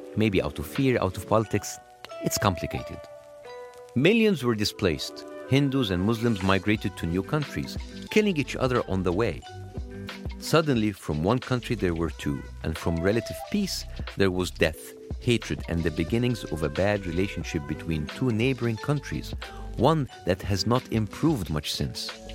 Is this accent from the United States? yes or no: no; Egypt; moved away; When I was growing up in Egypt